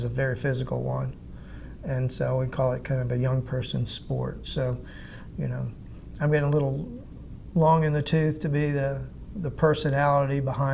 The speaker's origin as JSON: {"language": "English", "town": "Atlanta", "region": "Georgia", "country": "United States", "tie": "born or raised there", "moved": "yes", "lives_now": "Anderson, United States", "said": "growing up in Atlanta"}